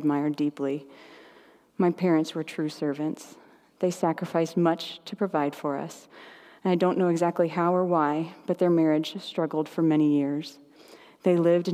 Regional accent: Indianapolis, Indiana, United States; We grew up in Indianapolis as a big Catholic family

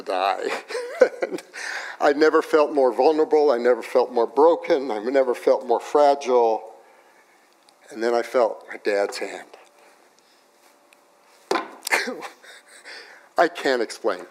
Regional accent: Los Alamos, New Mexico, United States; I grew up in Los Alamos, New Mexico

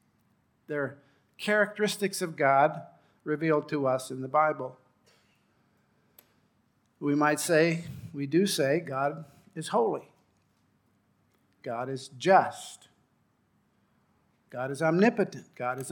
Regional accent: Rift Valley, Kenya; I grew up in Kenya on the edge of the Rift Valley. In front of our house was a perfectly formed volcano or caldera called Mount Longonot.

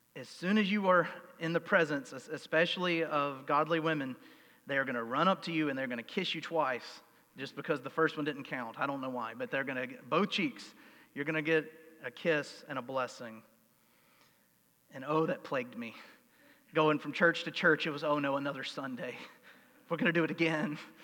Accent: United States; I'm an American.

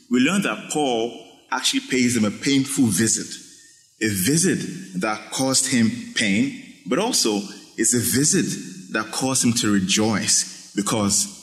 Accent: Nigeria; moved away; growing up in Nigeria, in high school

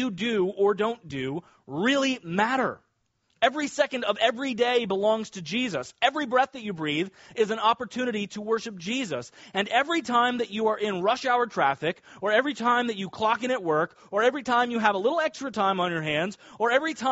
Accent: Kansas, United States; now in Nassau County, United States; I grew up in Kansas near a lot of farmers.

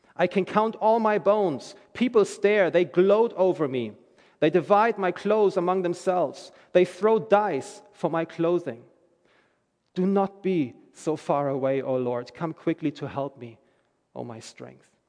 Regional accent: Germany; moved away as an adult; I'm from Germany. I'm reading the news every day about my home country

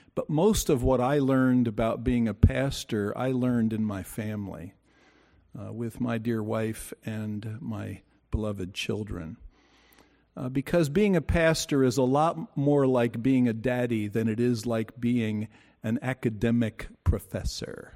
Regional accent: Bayonne, New Jersey, United States; We lived in a four-story row house as I grew up in Bayonne, New Jersey

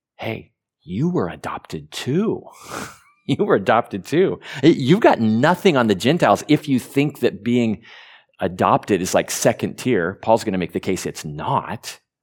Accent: Burns, Oregon, United States; also born or lived in Diamond, Oregon / Ontario, Oregon; I was born in Burns, Oregon, um, which was the big city because they lived in a little cowboy community called Diamond at, at the time

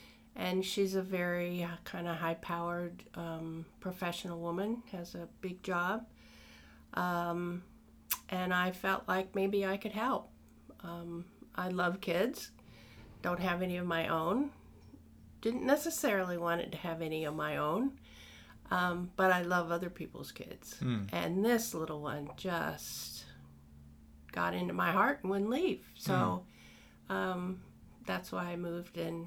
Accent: Illinois, United States; also born or lived in Denver, Colorado; now in Chatham County, North Carolina, United States; I was born in Illinois, and that was about as far east as I ever went. Maybe to Ohio. And then I moved to Denver, Colorado, and spent most of my life there.

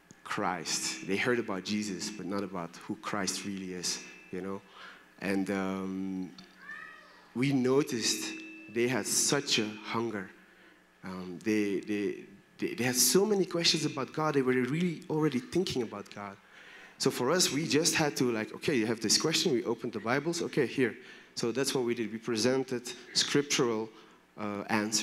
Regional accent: Belgium; moved away; also born or lived in Brussels; I'm from Belgium.

